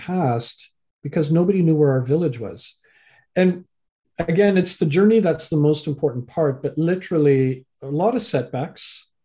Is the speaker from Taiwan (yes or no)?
no; Canada; also born or lived in England; I was born in England, raised in Canada